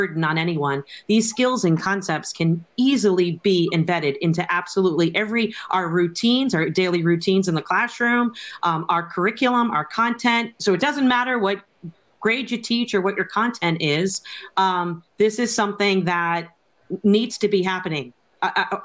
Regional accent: Boston, Massachusetts, United States; moved away as an adult; now in Connecticut, United States; I tell people I'm from Boston, which is the truth. I am from Boston

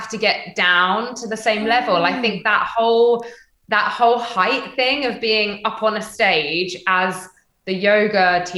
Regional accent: United Kingdom; moved away as an adult; also born or lived in Stamford, Lincolnshire / London; I grew up in North London, Hertfordshire

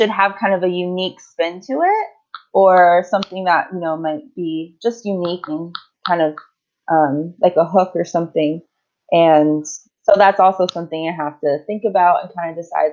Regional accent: Maryland, United States; moved away as an adult; also born or lived in Idaho; now in Australia; I grew up in Maryland

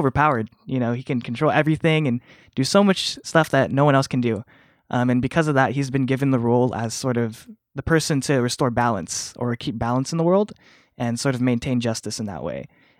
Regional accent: Philippines; I was raised Catholic. I'm Filipino, so I'm kind of a cradle Catholic.

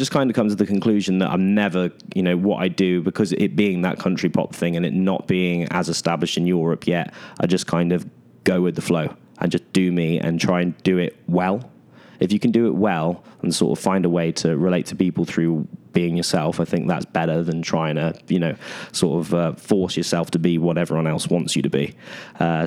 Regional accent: United Kingdom; being a British artist

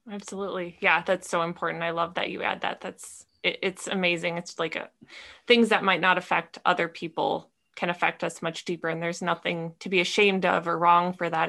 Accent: Minnesota, United States; moved away as an adult; now in California, United States; I grew up in Minnesota in a small town

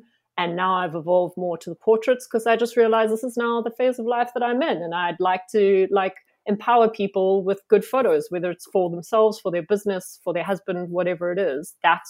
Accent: Johannesburg, Gauteng, South Africa; moved away as an adult; now in Cape Town, South Africa; so I'm originally from Joburg and I moved to Cape Town 6 years ago now.

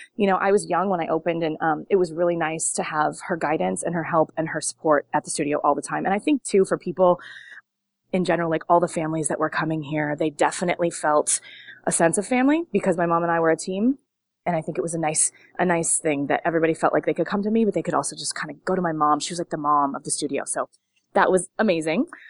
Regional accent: Long Beach, California, United States; I grew up in Long Beach

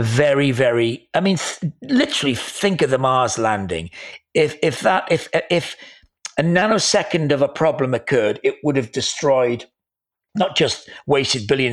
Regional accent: Wales, United Kingdom; I am a Welshman

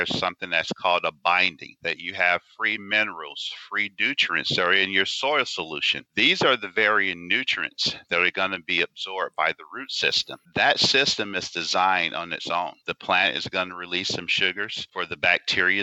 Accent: Anniston, Alabama, United States; Growing up in the South, born and raised in Anniston, Alabama

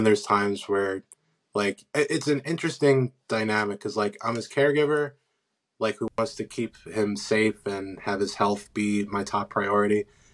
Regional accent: Pennsylvania, United States; I'm from Pennsylvania. I live in Wynwood.

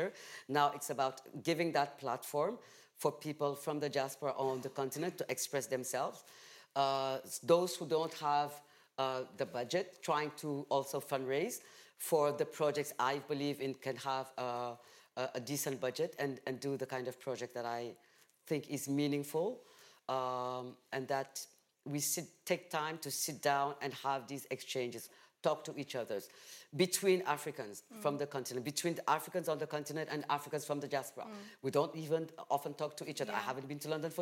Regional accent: Saint-Louis, Senegal; English is a second language; also born or lived in Dakar; we were only speaking English in my hometown

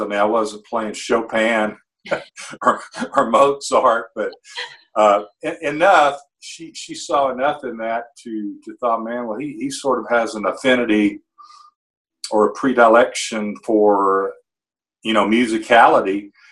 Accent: Muscle Shoals, Alabama, United States; here in my hometown, Muscle Shoals, Fame Recording Studios

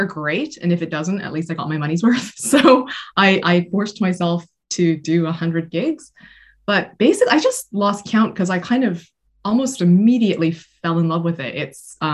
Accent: Canada; moved away as an adult; now in United Kingdom

